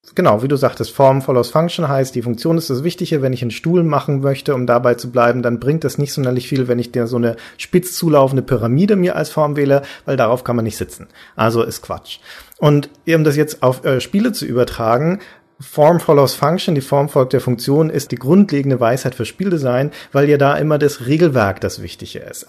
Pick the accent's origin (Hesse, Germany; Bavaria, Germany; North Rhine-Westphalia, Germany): Bavaria, Germany; Nuremberg; In Nürnberg zum Beispiel, meiner Heimatstadt